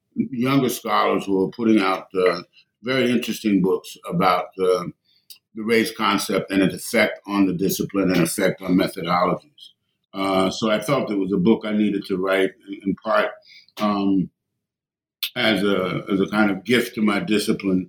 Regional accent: New York City, New York, United States; I grew up in New York City

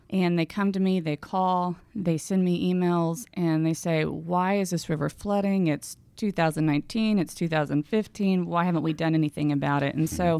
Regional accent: Houston, Texas, United States; also born or lived in Waco, Texas; now in San Angelo, United States; I grew up in Houston.

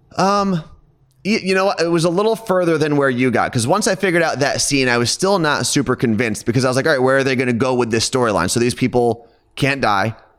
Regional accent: Ridgewood, New Jersey, United States; I grew up in Ridgewood, New Jersey, which is a suburb about twenty minutes outside of Manhattan

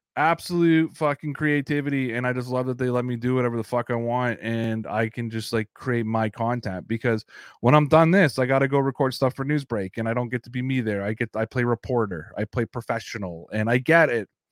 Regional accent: Canada; I'm a Canadian, I, I feel like sometimes I'm an honorary American

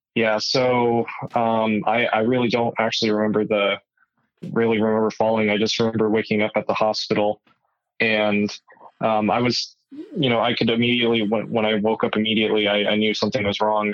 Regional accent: Tucson, Arizona, United States; born and raised in Tucson, Arizona

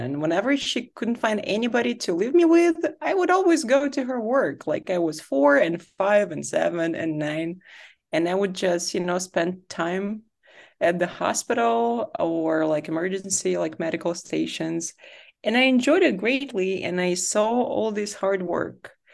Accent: Saint Petersburg, Russia; moved away as an adult; also born or lived in Berlin, Germany; I grew up in Saint Petersburg in Russia

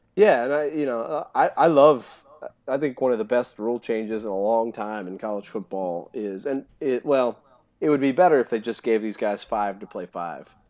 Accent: near Nashville, Tennessee, United States; I grew, I grew up in near Nashville

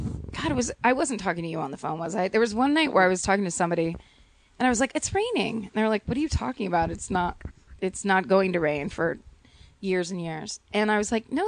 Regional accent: Petaluma, California, United States; moved away; also born or lived in Sacramento; I'm from Petaluma

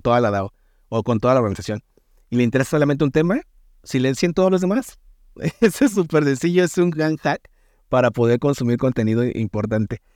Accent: Mexico; soy el único mexicano que está dentro de esos, del equipo

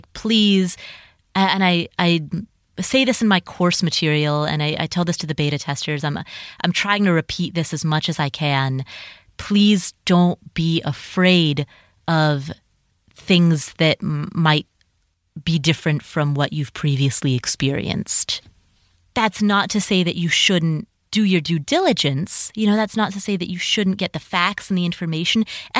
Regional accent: Cincinnati, Ohio, United States; the neighborhood that I grew up in Cincinnati, Ohio, there's a house, there are houses there today that are for sale for $50,000.

